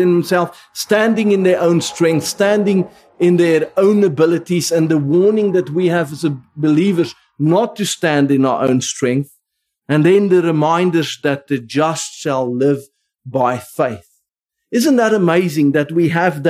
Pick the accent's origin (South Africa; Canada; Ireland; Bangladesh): South Africa; first language Afrikaans; English is a second language; now in United Kingdom; I grew up Afrikaans in the Dutch Reformed Church